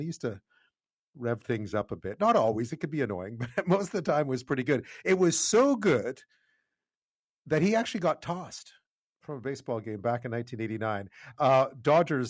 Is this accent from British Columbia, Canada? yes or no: no; Montreal, Quebec, Canada; I grew up in Montreal